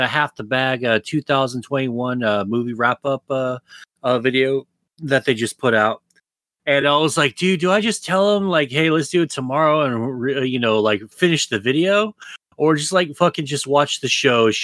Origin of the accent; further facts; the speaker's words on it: United States; I'm an American